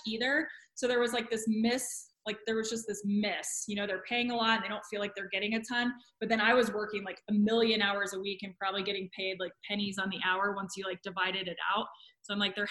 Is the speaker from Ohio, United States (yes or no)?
yes; Columbus, Ohio, United States; moved away; also born or lived in Florida; I'm from Columbus, Ohio